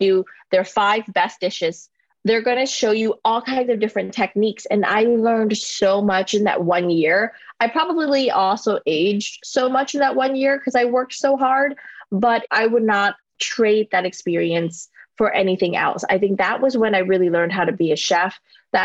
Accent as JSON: {"language": "English", "region": "Louisiana", "country": "United States", "tie": "born or raised there", "moved": "as an adult", "lives_now": "New York, United States", "said": "Growing up in Louisiana"}